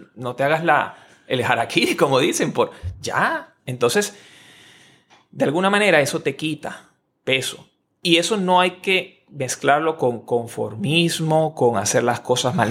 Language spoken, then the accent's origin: Spanish; Maracay, Aragua, Venezuela; moved away as an adult; also born or lived in Caracas; yo me fui a estudiar en la universidad en otra ciudad diferente de mi ciudad natal. En, yo estoy en Caracas, nací en Maracay, Venezuela